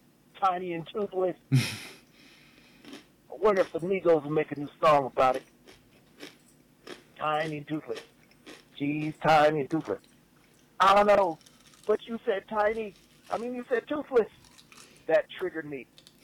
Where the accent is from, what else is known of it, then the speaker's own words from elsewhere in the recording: Midwest, United States; I mean, I'm from the Midwest, but I gotta say, it makes me angry.